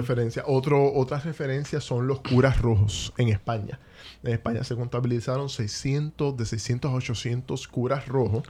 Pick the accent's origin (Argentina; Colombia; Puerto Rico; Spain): Puerto Rico; Caguas; yo soy de Cagua. Yo soy ah, cagüeño. Tengo el privilegio de ser cagüeño, no por, nacimiento